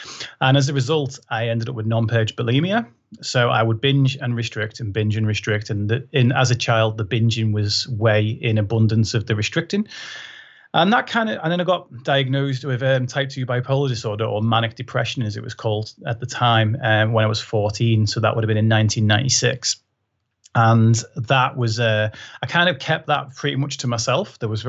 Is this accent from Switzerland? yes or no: no; Liverpool, North West England, United Kingdom; I was in a school in Liverpool, so even though my accent's not very thick anymore, I did proper talk like that when I was growing up